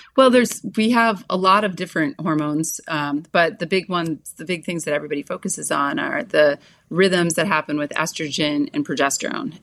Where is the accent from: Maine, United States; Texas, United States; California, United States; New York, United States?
New York, United States; Orchard Park; also born or lived in Buffalo, New York; I was born in Buffalo, New York. I grew up in Orchard Park, home of the Bills